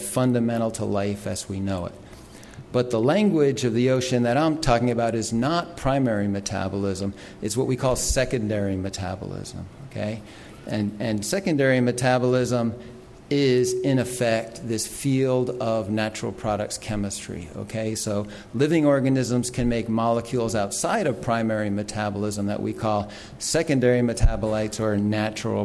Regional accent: New York City, New York, United States; I grew up in New York City and didn't really have many opportunities to experience these things

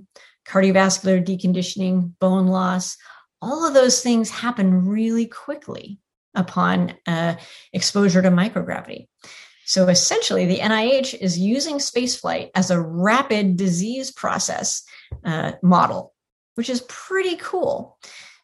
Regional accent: Tiburon, California, United States; moved away as an adult; now in Houston, United States; I grew up in Tiburon.

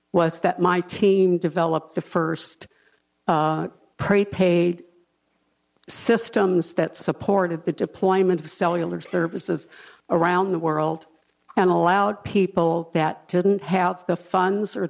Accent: Los Angeles, California, United States; I grew up in South Central

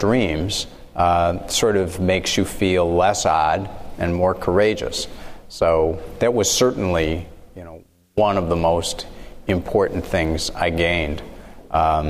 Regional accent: Chicago, Illinois, United States; I grew up in Chicago. I was born and raised in the city of Chicago till I was 13 years old, and then my parents moved to the suburbs

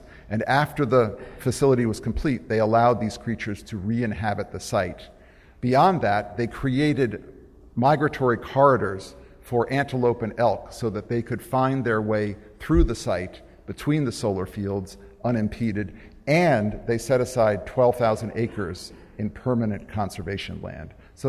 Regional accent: New England, United States; Now, I'm from New England.

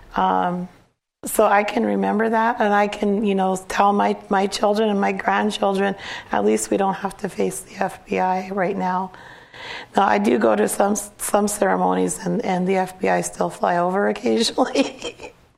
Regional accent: Cheyenne River Sioux Tribe, South Dakota, United States; I'm from Cheyenne River Sioux tribe

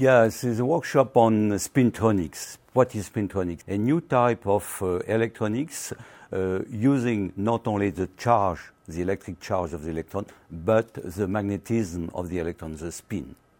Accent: Carcassonne, Occitania, France; English is a second language; I was born in the south of France

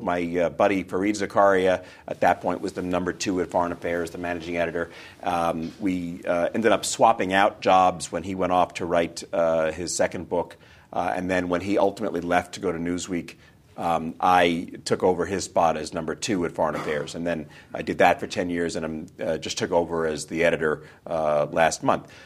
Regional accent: New York, United States; I was born and raised in New York, uh, New York, New York

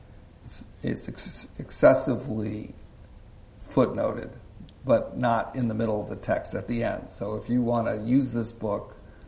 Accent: San Francisco, California, United States; I grew up in San Francisco, so I was in high school just down the street from here

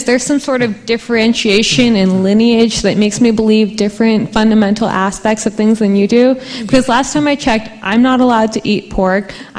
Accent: Sacramento, California, United States; as a Muslim, our belief system is so fundamentally tied to that same belief system that growing up in Sacramento

